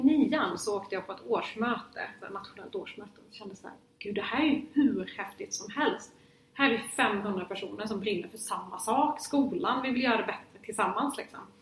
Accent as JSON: {"language": "Swedish", "town": "Lund", "region": "Skåne", "country": "Sweden", "tie": "born or raised there", "said": "jag är från Lund och jag är uppvuxen i ett hem där politik alltid var närvarande"}